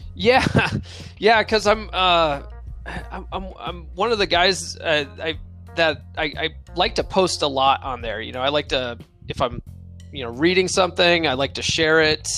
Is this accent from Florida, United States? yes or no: no; Conifer, Colorado, United States; also born or lived in San Diego, California / Eckert, Colorado; I grew up in Conifer, Colorado